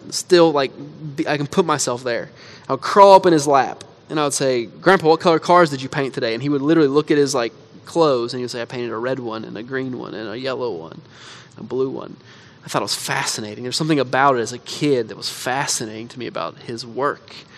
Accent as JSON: {"language": "English", "country": "United States", "said": "as American Christians"}